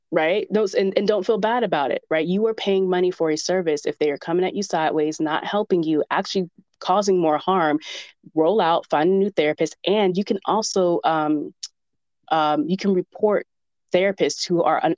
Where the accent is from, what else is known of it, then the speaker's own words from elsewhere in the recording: the South, United States; I'm from the South